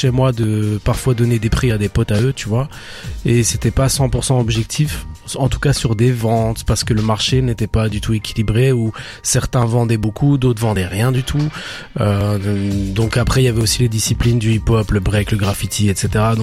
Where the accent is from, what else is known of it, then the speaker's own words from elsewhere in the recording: Belgium; belges, c'est une plus-value même, tu vois.